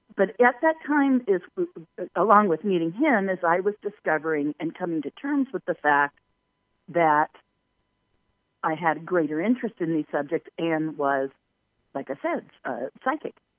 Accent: Palos Verdes, California, United States; moved away as an adult; also born or lived in Irvine, California / Orange County, California; now in Sedona, United States; born and raised in Southern California. I grew up in Palos Verdes, coastal Southern California

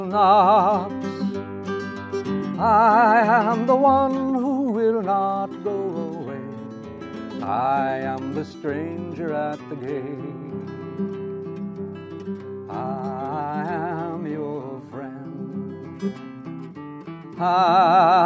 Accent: Pasadena, California, United States; when I was a teenager growing up in Pasadena, California

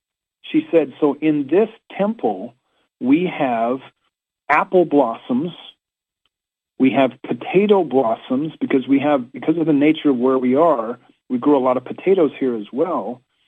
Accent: Washington, District of Columbia, United States; hey, I'm here from Washington, D.C., and I can't help but notice all of these five-petal flowers

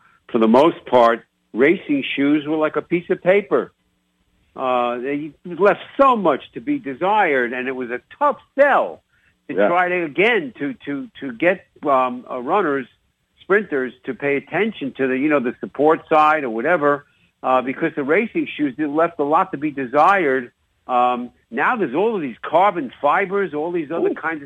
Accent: New York, United States; accent: New York; now in Chicago, United States; my New York accent

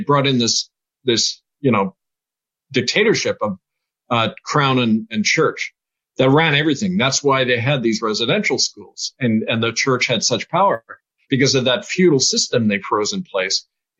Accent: Manitoba, Canada; Farmers in Texas are very much like farmers where I grew up in Manitoba.

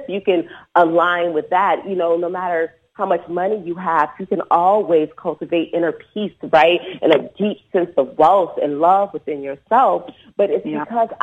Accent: Detroit, Michigan, United States; moved away as an adult; also born or lived in Los Angeles; I'm originally from Detroit, and when I went back home after being in LA for 5 years

